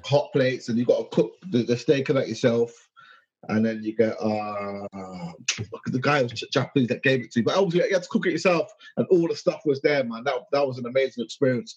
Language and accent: English; United Kingdom; I'm British as hell